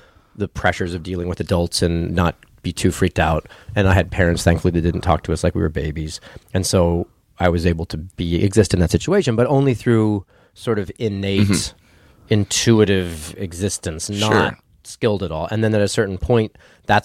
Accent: Ruidoso, New Mexico, United States; also born or lived in Albuquerque, New Mexico; I moved from Ruidoso to Albuquerque when I became a sophomore in high school

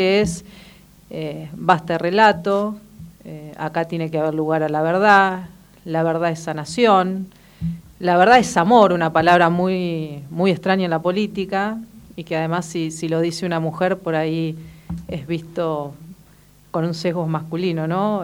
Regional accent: Argentina; que pagamos todos los argentinos

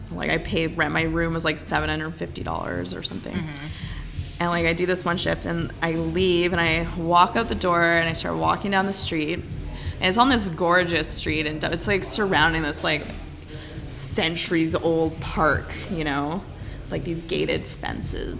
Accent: Invermere, British Columbia, Canada; moved away as an adult; also born or lived in Victoria, British Columbia; now in Alberta, Canada; I grew up in Invermere, BC, which is really close to Alberta actually.

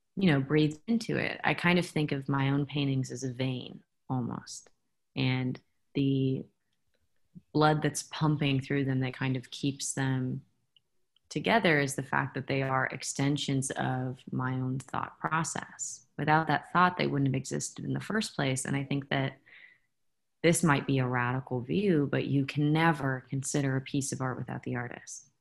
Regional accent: San Francisco, California, United States; I'm from San Francisco

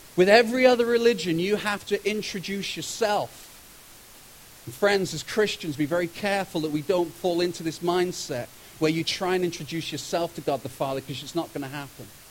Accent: United Kingdom; moved away as an adult; now in Kelowna, Canada; I'm from Britain

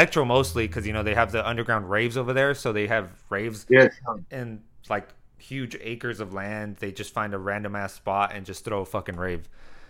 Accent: Mexicali, Baja California, Mexico; I'm from Mexicali, Mexico, and some of my family's from Guadalajara, Jalisco.

